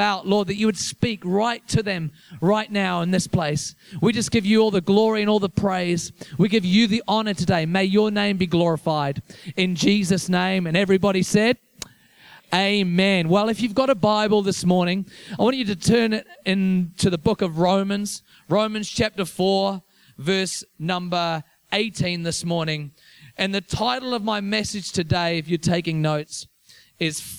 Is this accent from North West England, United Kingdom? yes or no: yes; Liverpool, North West England, United Kingdom; also born or lived in Whanganui, New Zealand; now in Wellington, New Zealand; I'm from England originally, so I grew up in Liverpool